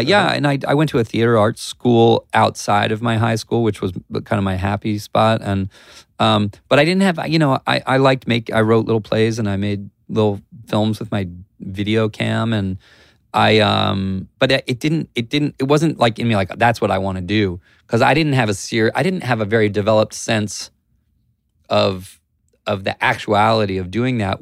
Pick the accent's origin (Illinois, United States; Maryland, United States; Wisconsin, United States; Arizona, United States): Maryland, United States; Columbia; Grew up, um, in Columbia, Maryland